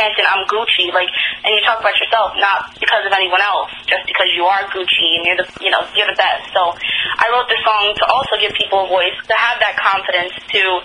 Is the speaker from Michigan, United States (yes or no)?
no; Nassau, Long Island, New York, United States; I was born in Nassau, Long Island